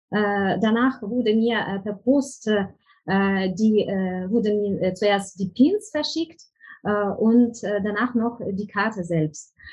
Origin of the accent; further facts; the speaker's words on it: Ukraine; German is a second language; now in Germany; bei uns in der Ukraine